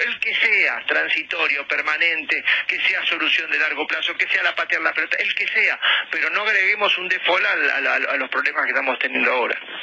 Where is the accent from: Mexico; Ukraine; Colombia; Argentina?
Argentina